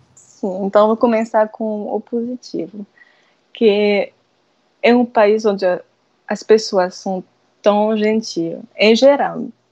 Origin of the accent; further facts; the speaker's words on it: France; Portuguese is a second language; moved away as an adult; now in Natal, Brazil; eu sou francesa